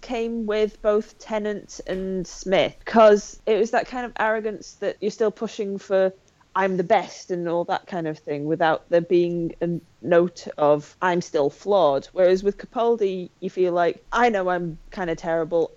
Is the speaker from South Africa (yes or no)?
no; Skelmersdale, North West England, United Kingdom; I grew up in the northwest of England, about an hour away from, from both Liverpool and Manchester